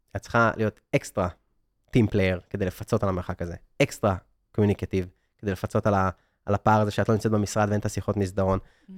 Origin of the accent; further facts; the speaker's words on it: Israel; moved away as an adult; also born or lived in San Francisco; אני בכלל ב-2014 רציתי להגשים את החלום הישראלי, שזה היה, אני יליד 82, הדור שלי גדל על רילוקיישן